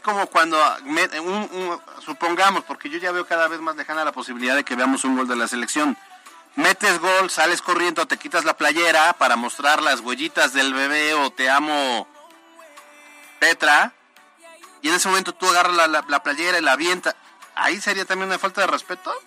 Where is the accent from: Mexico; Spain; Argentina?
Mexico; yo soy mexicano y quiero mi país